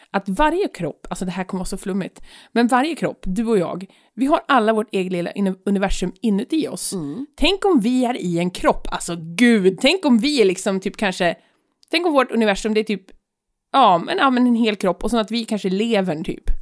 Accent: United States; moved away; Alltså jag är ju amerikan.

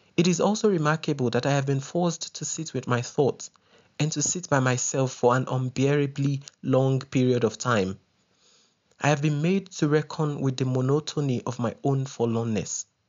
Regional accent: Ibadan, Oyo, Nigeria; moved away as an adult; now in South Africa; I spent my formative and adult years in Ibadan, one of Nigeria's most popular and populous cities.

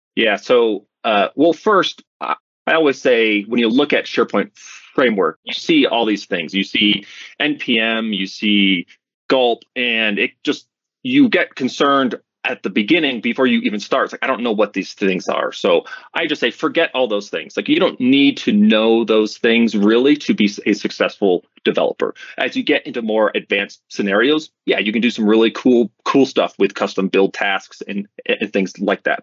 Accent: Vermont, United States; now in Colorado, United States; I grew up in Vermont, which is in the mm-hmm. northeast of the U.S.

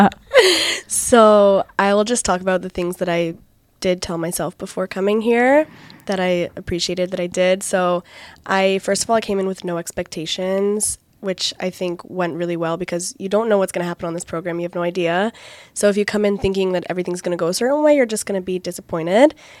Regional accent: Connecticut, United States; first language English; moved away as an adult; also born or lived in Virginia; now in Bat Yam, Israel; I'm from Connecticut in the United States of America

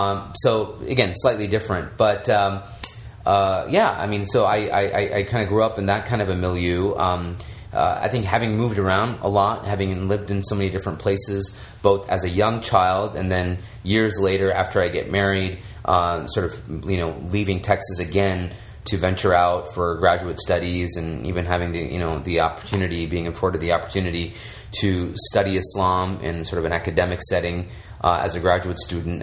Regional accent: India; I mean, as an Indian, how many people identify with Apu

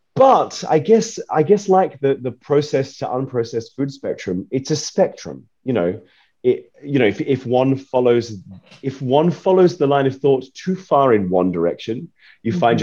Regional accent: Australia; I'm from Australia

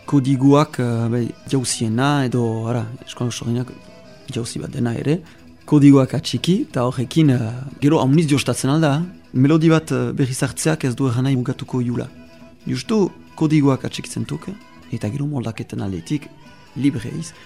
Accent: Bayonne, Nouvelle-Aquitaine, France; Basque is a second language; Bayonesa, sortzez

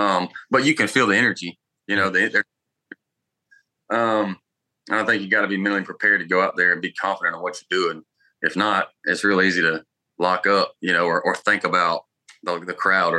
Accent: Harlem, Georgia, United States; Yeah, little one red light town outside of Augusta.

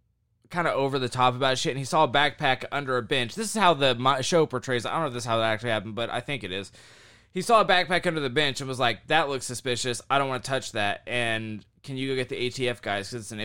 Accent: the South, United States; I would be doing the same shit because I was from the South.

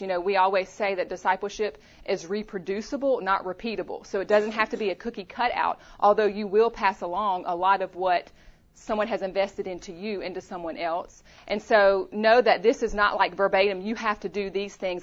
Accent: Louisiana, United States; moved away as an adult; also born or lived in Chattanooga, Tennessee; now in Tennessee, United States; we're both from Louisiana. So born and raised in Louisiana.

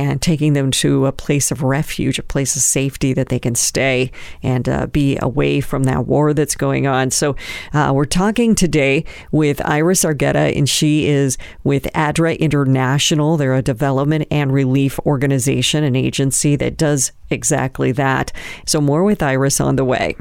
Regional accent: United States; we're from the United States

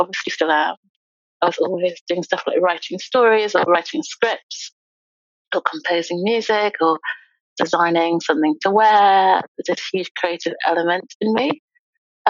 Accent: East Midlands, United Kingdom; also born or lived in Lincolnshire / Leicestershire / Nottinghamshire; I grew up in the East Midlands. I was born in Lincolnshire, and we lived in Leicestershire and also Nottinghamshire

